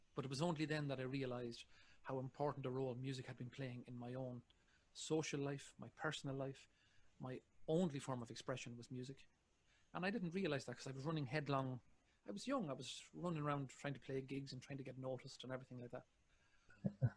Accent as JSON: {"language": "English", "country": "Ireland", "said": "I'm an Irishman."}